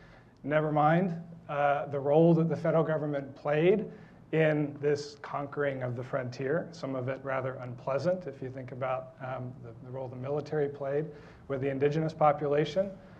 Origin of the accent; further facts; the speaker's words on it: Phoenix, Arizona, United States; I am a native of Arizona. I was born in Phoenix and grew up in North Central Phoenix, or at least what we used to call North Phoenix, around Northern and Central Avenue. My parents were transplants from Akron, Ohio